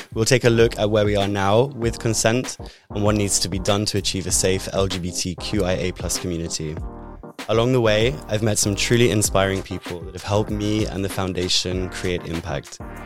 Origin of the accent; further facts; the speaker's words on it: United Kingdom; moved away as an adult; now in Netherlands; I'm originally British, and for eight years I've lived in the Netherlands